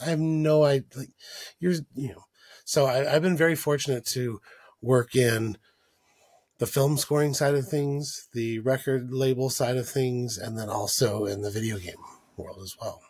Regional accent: El Paso, Texas, United States; growing up in El Paso

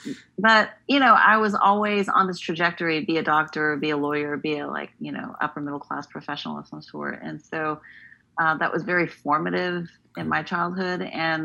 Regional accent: United States; born there; being raised in a pretty typical immigrant parent home, but I was born in the United States

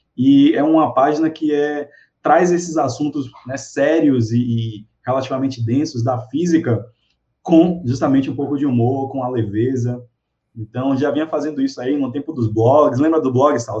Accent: Salvador, Bahia, Brazil; eu sou de Salvador

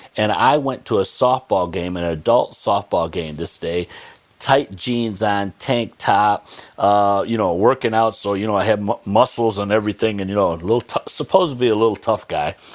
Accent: Olean, New York, United States; I grew up in Olean

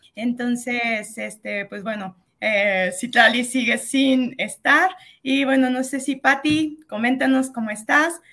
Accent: San Luis Potosí, Mexico; aquí nosotros somos de San Luis Potosí

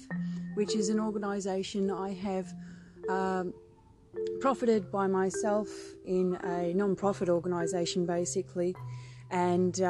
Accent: Victoria, Australia; I am born and bred in Australia, from Victoria

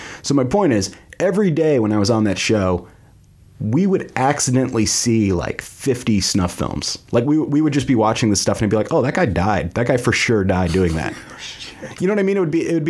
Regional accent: United States; also born or lived in Canada; I was 6 months old when we moved to the States.

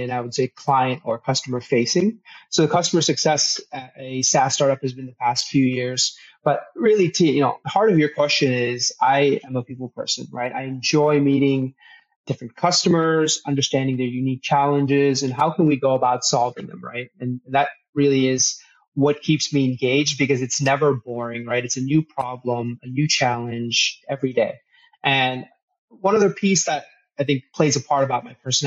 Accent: Toledo, Ohio, United States; also born or lived in Los Angeles, California / Mountain View, California; I grew up in Toledo, Ohio, of all places

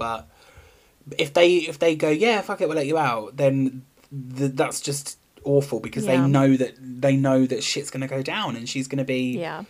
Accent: England, United Kingdom; And I'm from England, and I don't know. I know where I live. Ooh, and London.

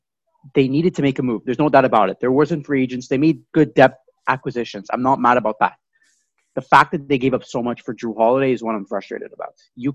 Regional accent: Canada; we're Canadian.

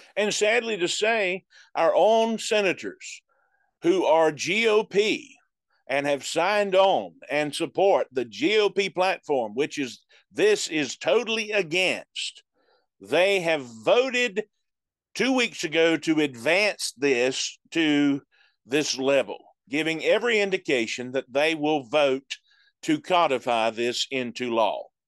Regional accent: United States; as an American

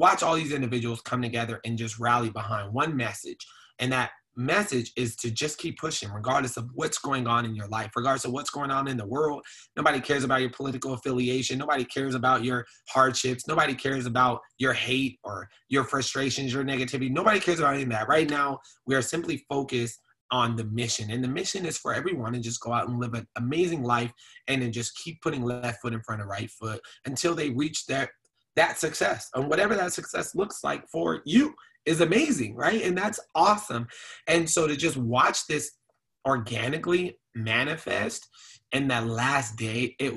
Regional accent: Phoenix, Arizona, United States; I grew up over in South Phoenix

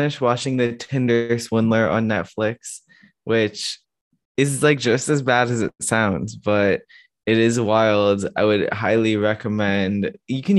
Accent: Chicago, Illinois, United States; We are both from Chicago, and I mean, we grew up near Gary.

